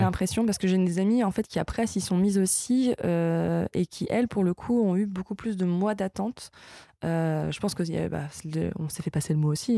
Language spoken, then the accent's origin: French; Lille, Hauts-de-France, France; je suis lilloise